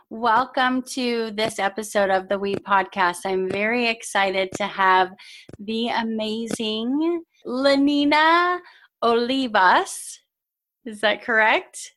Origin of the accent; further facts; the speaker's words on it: Southern California, United States; moved away as an adult; now in Colorado, United States; So I'm originally from Southern California.